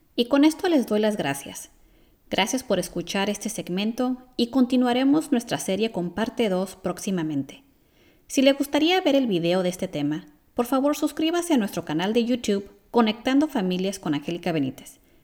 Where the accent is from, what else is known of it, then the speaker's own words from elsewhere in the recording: California, United States; siendo americana nacida en California, crecí en un ambiente de respeto